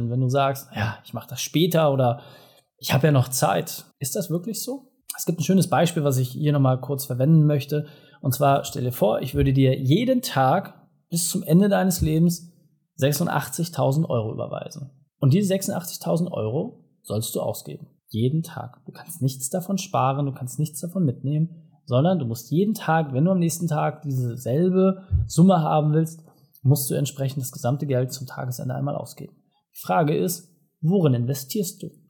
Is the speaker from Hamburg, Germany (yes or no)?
yes; Hamburg, Germany; ja, ich lebe in einer Großstadt, ich kann das nachvollziehen als Hamburger.